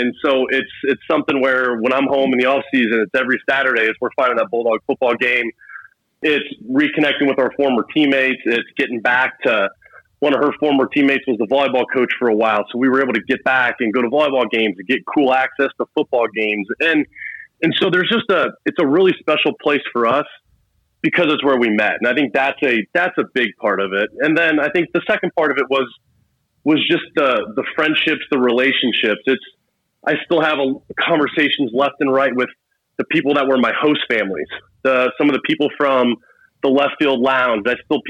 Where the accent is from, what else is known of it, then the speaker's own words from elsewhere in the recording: Missouri, United States; I grew up in the St. Louis area when my dad was in the Air Force